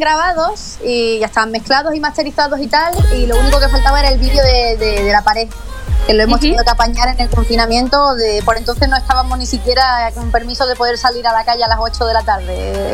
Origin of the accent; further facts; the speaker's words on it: Málaga, Andalusia, Spain; yo soy andaluza, eh, soy hija de una cantadora de flamenco